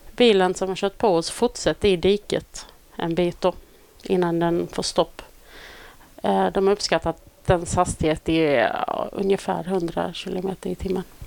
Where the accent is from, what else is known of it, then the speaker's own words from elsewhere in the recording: Olofström, Blekinge, Sweden; moved away; Jag kommer från eh, Blekinge från mm. början. Mm. Eh, lilla Olofström